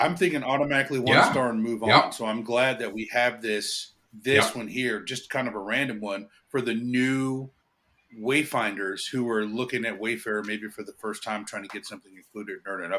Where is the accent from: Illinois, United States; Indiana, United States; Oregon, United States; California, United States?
Oregon, United States; Portland; now in Charlotte, United States; I grew up in Portland, Oregon.